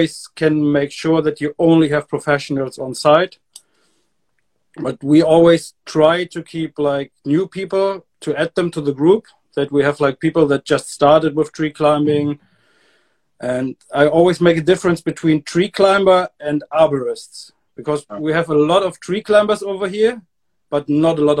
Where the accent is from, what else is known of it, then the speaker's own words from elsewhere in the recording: Germany; also born or lived in Hamburg, Germany; I moved back to my hometown